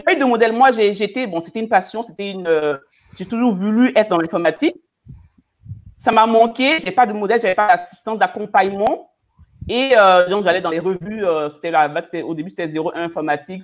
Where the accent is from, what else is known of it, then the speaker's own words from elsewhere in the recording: Côte d’Ivoire; je viens de la Côte d'Ivoire, de ma, de, ma culture, de, mon, de ma région, nous sommes les femmes gourous de Doumé